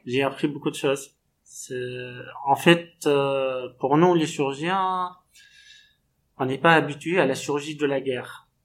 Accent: Tunisia; moved away as an adult; also born or lived in Tunis, Tunisia / Mauritania; now in Moanda, Gabon; je suis originaire de la Tunisie

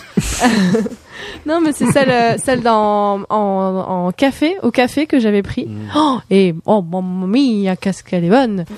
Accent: Morocco; moved away; j'ai grandi au Maroc

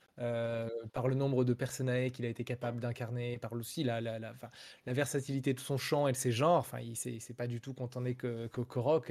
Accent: France; first language French; je suis un Français qui chante en anglais du rock

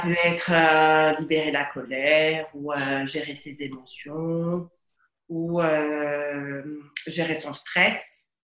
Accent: Ajaccio, Corsica, France; also born or lived in Paris; Je suis d'Ajaccio

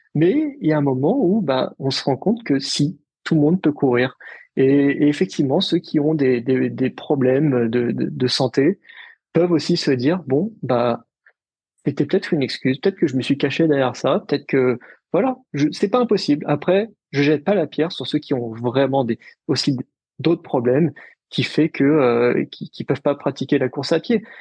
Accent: Paris, Île-de-France, France; also born or lived in Lille; je suis parisien, je suis, je suis né à Paris

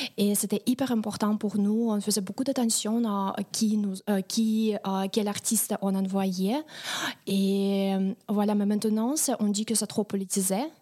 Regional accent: Moscow, Russia; French is a second language; now in France; je viens de Moscou, oui, de Moscou.

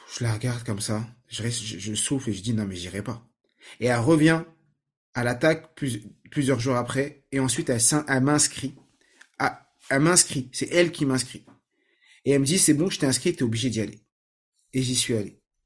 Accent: Saint-Ouen, Île-de-France, France; moi j'ai grandi à Saint-Ouen, en 93, vers Porte de Clignancourt

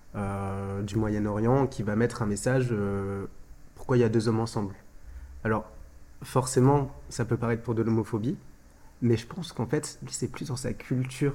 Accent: France; en tant qu'Européens, en tant que Français, on, on a nos, nos, nos, mœurs et nos coutumes

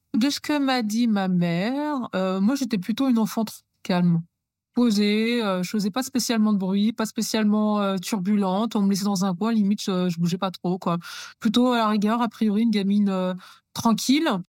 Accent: Normandy, France; also born or lived in Chambéry, Savoie; on a quitté la Savoie pour venir vivre en Normandie. Donc, j'avais plus ou moins sept ans

